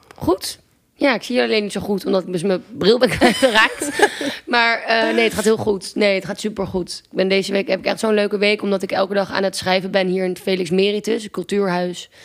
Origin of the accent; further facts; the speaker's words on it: Amsterdam, North Holland, Netherlands; also born or lived in Groningen; toen ben ik um, terug naar Amsterdam verhuisd, waar ik vandaan kom.